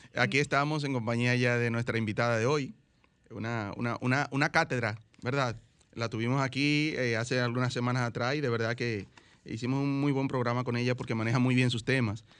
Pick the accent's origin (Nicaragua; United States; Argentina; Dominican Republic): Dominican Republic; todos somos dominicanos